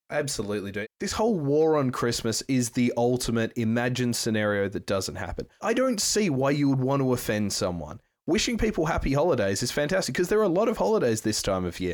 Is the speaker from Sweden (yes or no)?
no; Perth, Western Australia, Australia; Canning Highway in Perth, Western Australia, my hometown